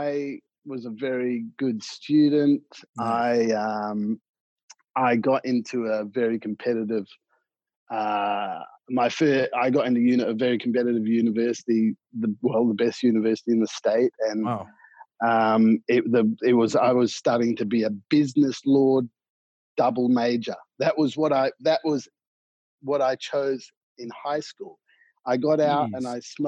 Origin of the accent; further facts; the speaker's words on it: Perth, Western Australia, Australia; moved away as an adult; also born or lived in Ghana / Wales; now in Japan; I grew up in Perth, Western Australia